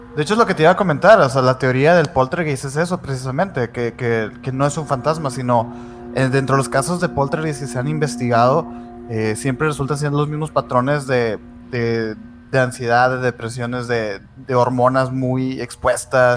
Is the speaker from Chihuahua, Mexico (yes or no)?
no; Sonora, Mexico; Aquí, aquí en Hermosillo, fíjate, nosotros somos de Sonora